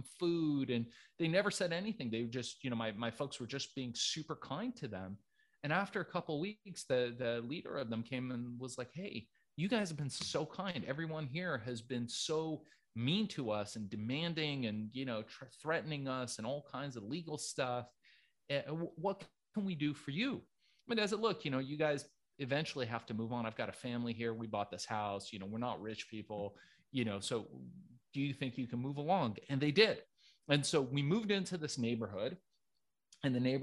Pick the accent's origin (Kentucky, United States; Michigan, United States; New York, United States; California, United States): California, United States; Los Angeles; born or raised there; English is a second language; also born or lived in Tehran, Iran